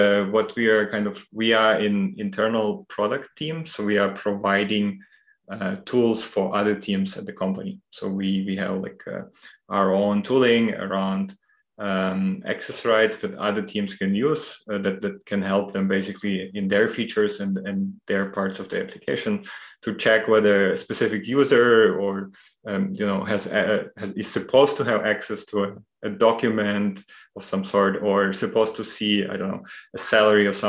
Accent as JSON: {"language": "English", "country": "Ukraine", "moved": "as an adult", "lives_now": "Munich, Germany", "said": "I come from Ukraine, and I studied their sort of general linguistics for a while. When I moved to Munich about 10 years ago already"}